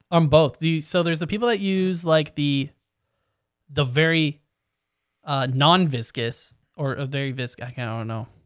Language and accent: English; Canada; we are Canadian